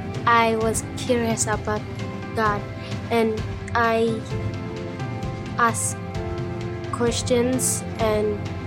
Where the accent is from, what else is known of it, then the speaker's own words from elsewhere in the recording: Ethiopia; When I grew up in Ethiopia, in the village